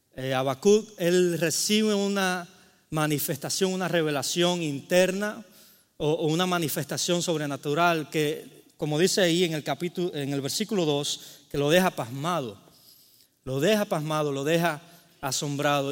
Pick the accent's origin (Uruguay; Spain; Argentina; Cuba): Cuba; moved away; vengo de Cuba